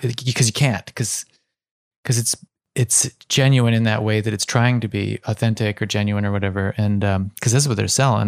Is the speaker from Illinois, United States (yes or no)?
no; Ohio, United States; growing up in Ohio